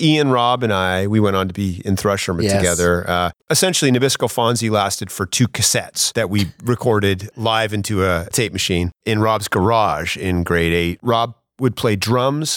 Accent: Lunenburg, Nova Scotia, Canada; also born or lived in Berwick / Halifax; now in Dartmouth, Canada

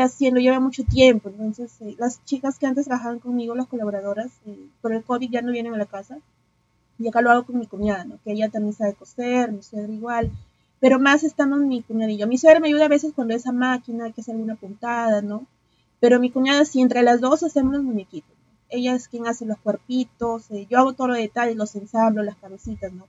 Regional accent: Piura, Peru; moved away as an adult; now in Lima, Peru; soy de Piura, pero ya vivo en la capital, pues ya hace desde el 2018

